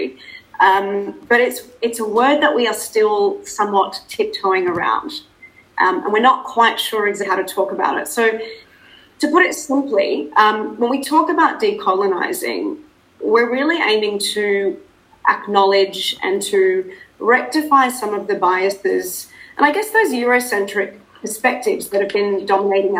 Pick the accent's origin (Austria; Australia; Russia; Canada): Australia; accent: Australian; moved away as an adult; also born or lived in South Africa; now in Dubai, United Arab Emirates; being South African, so I'm of South African descent. I'm the daughter of immigrant parents who moved to Australia. And I'm, as you can probably hear, I sound a lot more Australian.